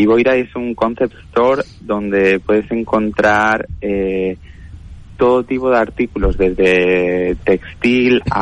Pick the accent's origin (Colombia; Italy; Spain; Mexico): Spain; Balearic Islands; Nosotros venimos de Mallorca y, y, acabamos aterrizando aquí, tanto mis padres como mi hermana y yo.